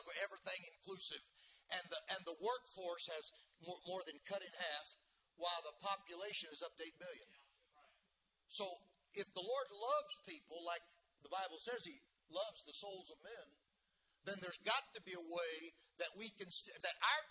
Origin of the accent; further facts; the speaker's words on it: United States; also born or lived in Nigeria; as an American missionary. I've lived 6 years in Nigeria, West Africa